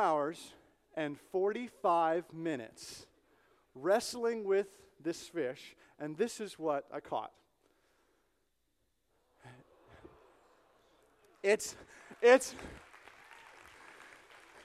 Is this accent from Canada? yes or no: yes; Canada; moved away; I'm Canadian, I'm from Canada